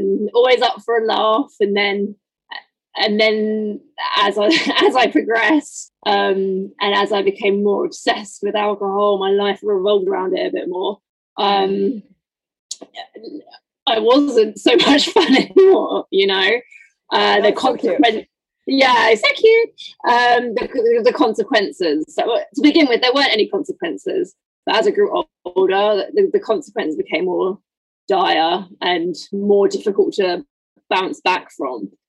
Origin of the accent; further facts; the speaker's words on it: United Kingdom; moved away as an adult; I'm not originally from London. I'm just outside